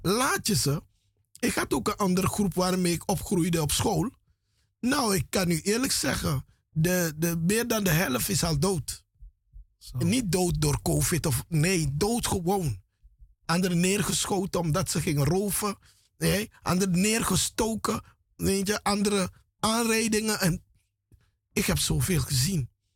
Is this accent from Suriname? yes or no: yes; Paramaribo, Paramaribo District, Suriname; moved away; ik ben grootgebracht in Paramaribo, in de straten van Paramaribo.